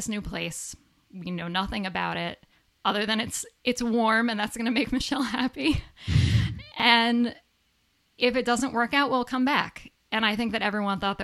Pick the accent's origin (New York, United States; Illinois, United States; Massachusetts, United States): New York, United States; a suburb of New York City, United States; moved away as an adult; also born or lived in Central Connecticut; I grew up in New York, a suburb of New York City